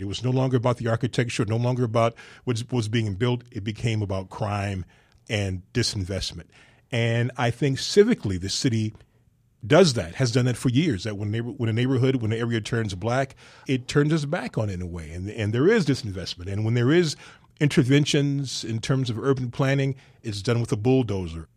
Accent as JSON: {"language": "English", "town": "Chicago", "region": "Illinois", "country": "United States", "tie": "born or raised there", "said": "we grew up on the South Side"}